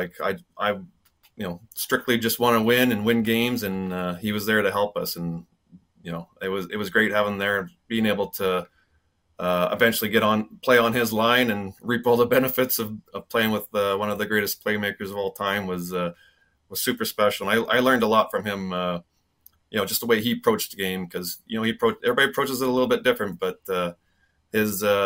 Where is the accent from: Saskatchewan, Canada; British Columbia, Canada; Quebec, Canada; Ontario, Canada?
Saskatchewan, Canada; near Swift Current; growing up in Saskatchewan